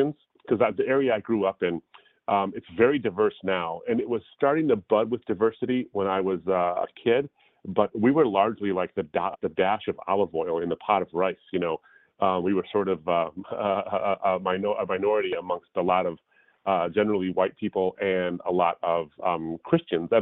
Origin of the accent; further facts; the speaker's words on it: Detroit, Michigan, United States; I was born and raised in the States. In the Detroit, Michigan area